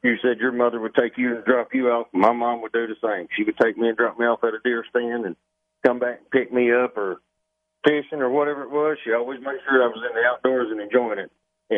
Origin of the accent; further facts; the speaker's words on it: Tennessee, United States; So when I was a kid growing up on Center Hill Lake, and that's where I spent many of my summer, was on that lake.